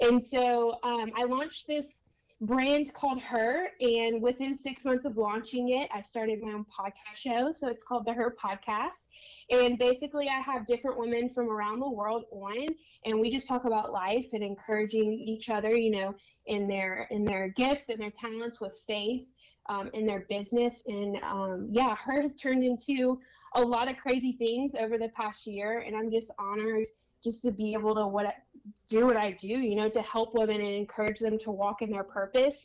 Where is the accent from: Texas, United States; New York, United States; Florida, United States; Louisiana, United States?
Louisiana, United States; now in San Diego, United States; I was born and raised in Louisiana